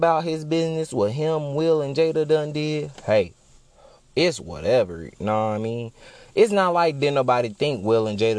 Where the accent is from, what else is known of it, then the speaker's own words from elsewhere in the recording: Texas, United States; I'm a Texan by heart.